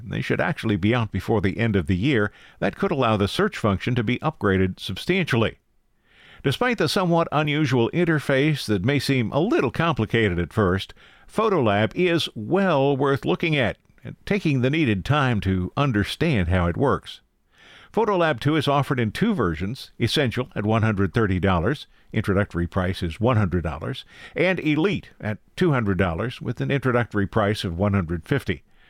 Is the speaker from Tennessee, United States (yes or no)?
no; Logan County, Ohio, United States; my hometown's Logan County